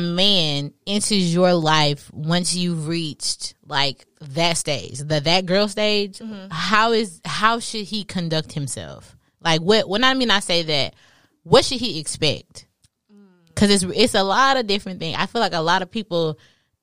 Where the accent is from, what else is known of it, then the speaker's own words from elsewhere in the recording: Beaumont, Texas, United States; I'm from Beaumont, Texas.